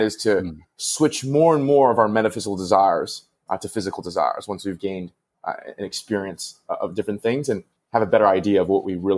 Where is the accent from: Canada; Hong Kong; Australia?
Canada; Vancouver, British Columbia; I grew up in Vancouver, and the wealthiest part of it was called, you know, West Vancouver.